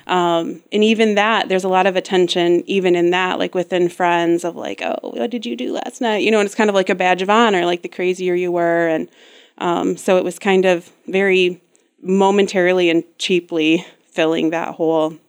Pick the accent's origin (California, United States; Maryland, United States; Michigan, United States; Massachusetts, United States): Michigan, United States; West; also born or lived in Grand Rapids, Michigan; I was born and raised here in West Michigan, um, and lived here until I was about nineteen